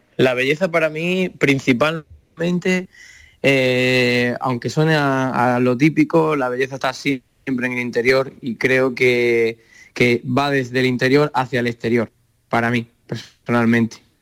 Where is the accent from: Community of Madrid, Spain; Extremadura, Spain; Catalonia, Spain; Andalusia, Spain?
Extremadura, Spain; Sierra de Fuentes; soy extremeño, de pueblo que se llama Sierra de Fuente, al lado de Cáceres